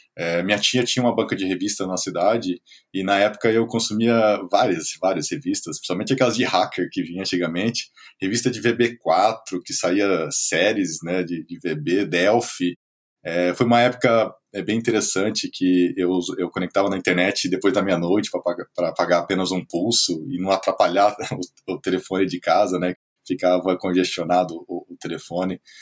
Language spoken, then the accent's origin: Portuguese; Presidente Prudente, São Paulo, Brazil; moved away as an adult; now in Blumenau, Brazil; Sou natural de Presidente Prudente, interior de São Paulo, morei alguns anos fora do país e hoje estou em Blumenau, Santa Catarina